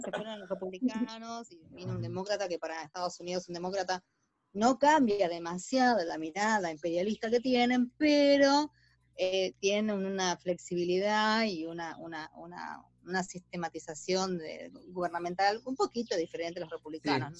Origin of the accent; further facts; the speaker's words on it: Buenos Aires, Argentina; nosotros en Buenos Aires somos totalmente europeizados